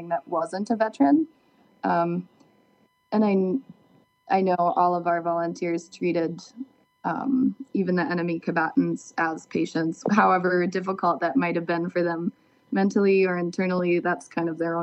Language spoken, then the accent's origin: English; southwest Minnesota, United States; moved away; I grew up in Minnesota, but in the southwest corner